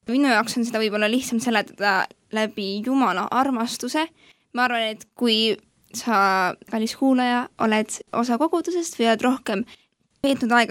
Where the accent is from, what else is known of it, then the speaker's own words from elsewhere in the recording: Rakvere, Lääne-Viru County, Estonia; tuleme mõlemad …ga Rakverest, terve elu seal elanud väga,. väga-väga armas koht ja väga tore koht